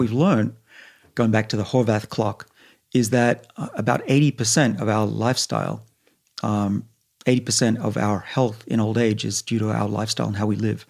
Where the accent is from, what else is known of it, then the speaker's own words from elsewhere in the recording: Sydney, New South Wales, Australia; now in Boston, United States; I grew up in Sydney, right on the bush